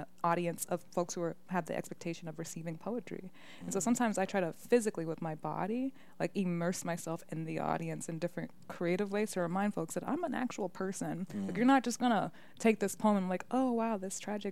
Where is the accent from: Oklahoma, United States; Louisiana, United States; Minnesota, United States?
Minnesota, United States; Minneapolis; also born or lived in Michigan; I lived in the Twin Cities my whole life